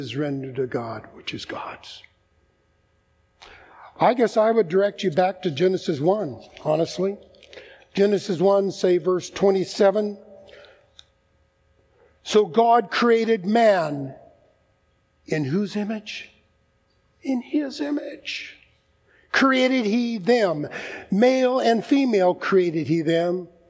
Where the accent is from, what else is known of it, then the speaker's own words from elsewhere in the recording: United States; I'm an American